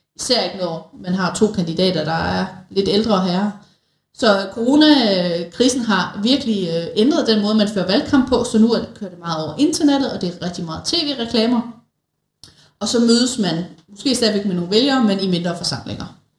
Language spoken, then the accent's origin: Danish; Denmark; som danskere